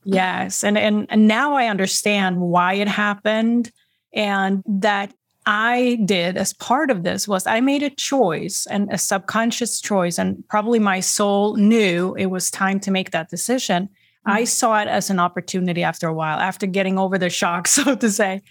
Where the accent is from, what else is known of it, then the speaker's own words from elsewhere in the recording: Sweden; now in Boston, United States; I'm originally from Sweden. I live in the greater Boston area, Massachusetts, on the East Coast